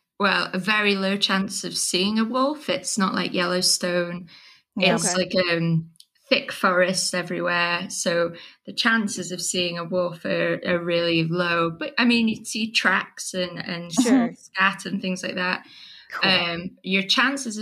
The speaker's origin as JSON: {"language": "English", "area": "Lincolnshire", "region": "East Midlands", "country": "United Kingdom", "moved": "as an adult", "lives_now": "Michigan, United States", "said": "So I'm originally from England, kind of like the northeast coast area, called Lincolnshire."}